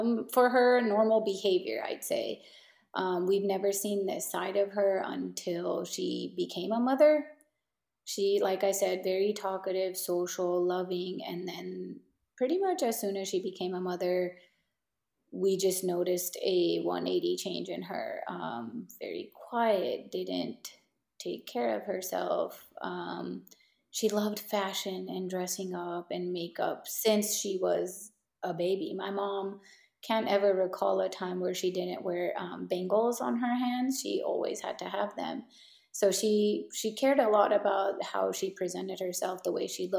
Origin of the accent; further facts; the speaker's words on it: San Diego, California, United States; We grew up in San Diego, that is our home, that's still our home